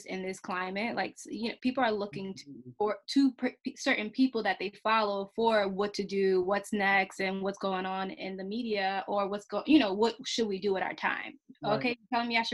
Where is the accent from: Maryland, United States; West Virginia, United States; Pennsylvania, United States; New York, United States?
New York, United States; New York City; I'm from the Bronx too.